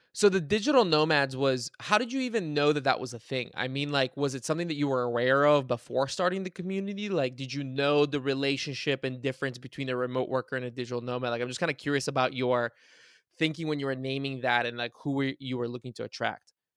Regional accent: Cincinnati, Ohio, United States; I'm from Cincinnati

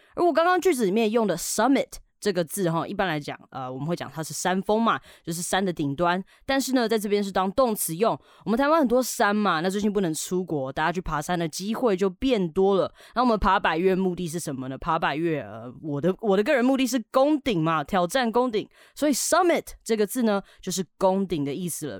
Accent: Canada; moved away; 以前小时候我在加拿大的时候，我们社区的小朋友很喜欢玩水枪啊

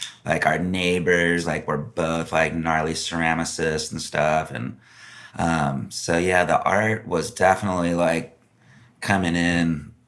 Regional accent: Laguna Beach, California, United States; I grew up in North Laguna, you know, around on Jasmine Street.

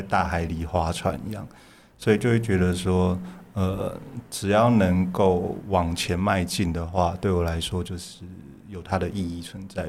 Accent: Taipei, Taiwan; 我在台北长大，但是我严格上来说是嗯。我爸是南投人，我妈妈是，也是彰化人

